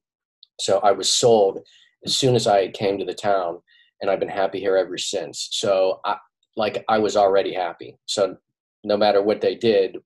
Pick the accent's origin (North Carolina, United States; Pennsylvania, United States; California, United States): Pennsylvania, United States; Pittsburgh; born or raised there; now in Doylestown, United States